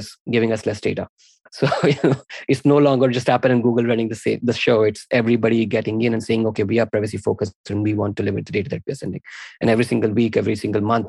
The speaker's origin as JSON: {"language": "English", "country": "India", "said": "I'm an Indian dude"}